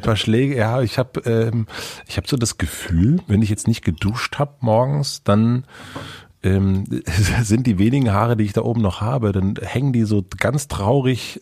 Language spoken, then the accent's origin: German; East Germany, Germany; bei uns im Osten